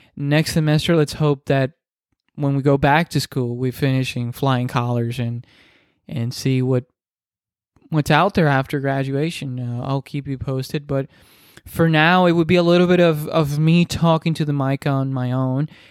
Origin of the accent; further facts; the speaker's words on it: Dominican Republic; first language Spanish; English is a second language; I'm Dominican, so I speak Spanish. That's my first language. Uh, English is my second, obviously